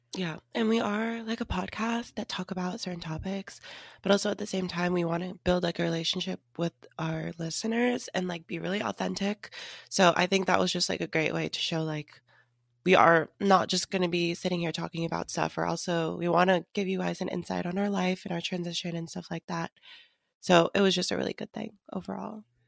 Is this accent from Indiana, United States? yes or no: no; Seattle, Washington, United States; moved away; I went back home to visit Seattle